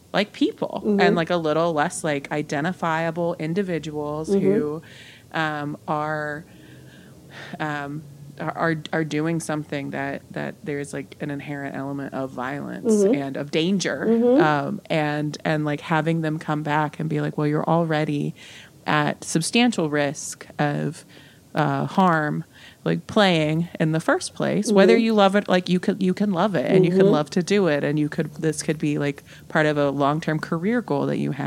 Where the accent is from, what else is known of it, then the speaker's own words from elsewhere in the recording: West Virginia, United States; moved away as an adult; also born or lived in California; I'm from West Virginia. Like I'm from like Mountaineer country. So grew up knowing college football.